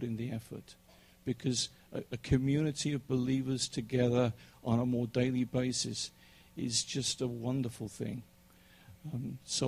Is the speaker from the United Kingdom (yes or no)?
yes; England, United Kingdom; now in United States; I'm English